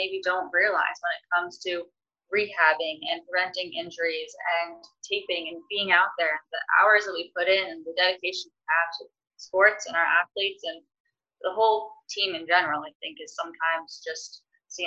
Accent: Massachusetts, United States; I'm from Massachusetts originally, so I was glad to have like my family home

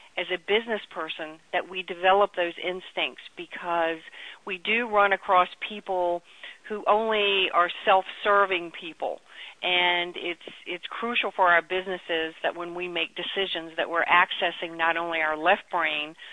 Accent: Chuckatuck, Virginia, United States; I grew up in Chucky Tuck, Virginia, which was literally a tiny little place that had 60 people in it

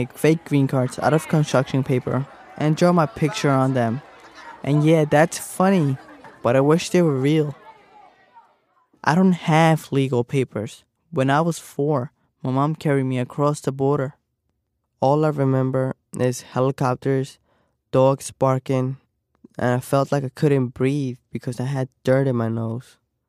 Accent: Staten Island, New York, United States; also born or lived in Mexico; as you already know, and I'm from Staten Island, New York, and my story is about and my legal status in this country, and me coming from Mexico, where my family is from.

